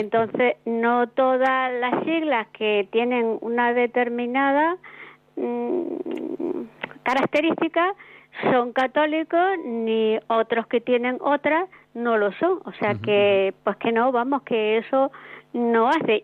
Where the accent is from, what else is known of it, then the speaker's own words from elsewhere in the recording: Andalusia, Spain; now in Madrid, Spain; yo soy de Andalucía